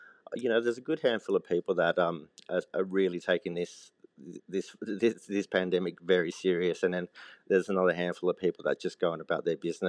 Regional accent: Sydney, New South Wales, Australia; I grew up in Western Sydney, so from a young age, Mum would go shopping in Cabramatta for meat and do her vegetable something else. So it was very multicultural.

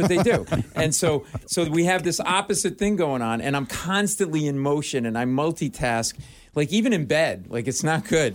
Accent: Providence, Rhode Island, United States; now in New York City, United States; I live in New York City, but I grew up in Providence, Rhode Island.

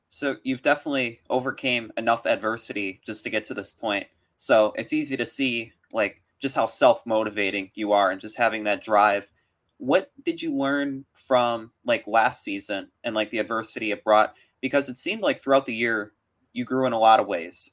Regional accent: Wisconsin, United States; a fellow Wisconsinite myself

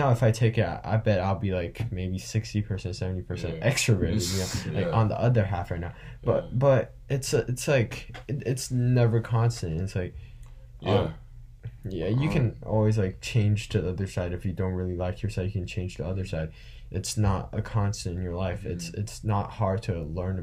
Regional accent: China; now in United States; I'm from China. I've spent a lot most of my life there, and I've lived here.

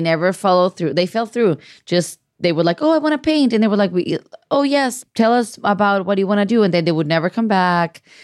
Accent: Mexico; moved away; growing up in Mexico

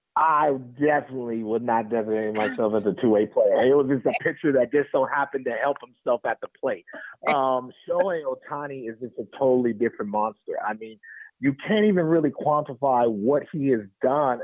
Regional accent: Oakland, California, United States; also born or lived in Alameda, California; growing up in Oakland and watching Battle of the Bay

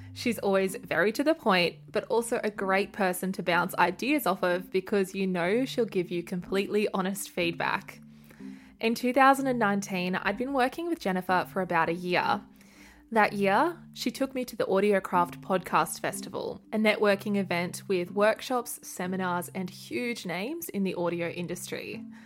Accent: Australia; my hometown on the south coast

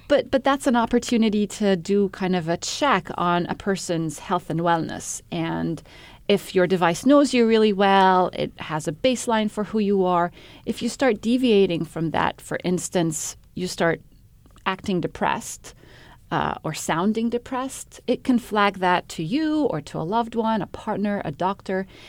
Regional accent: Egypt; moved away as an adult; also born or lived in Middle East / Cambridge, England; I'm um, originally from Egypt. I grew up in the Middle East

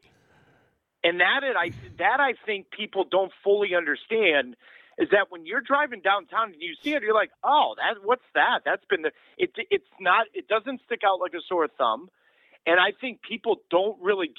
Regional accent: St. Louis, Missouri, United States; I am from St. Louis and I was raised, that city made me who I am

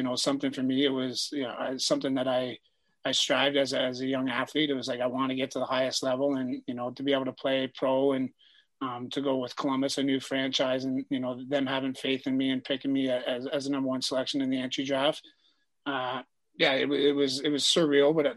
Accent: Peterborough, Ontario, Canada; moved away as an adult; also born or lived in Hartford / Calgary / Coquitlam; being from Peterborough

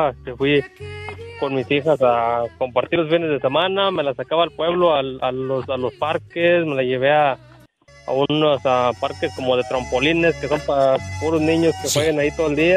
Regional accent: Guanajuato, Mexico; born there; Yo nací en Guanajuato, Diva.

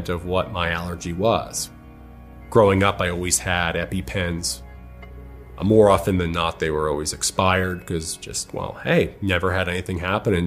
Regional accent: Long Island, New York, United States; moved away as an adult; also born or lived in Connecticut; now in Los Angeles, United States; I'm from Long Island, New York. I grew up in a very wonderful, loving household.

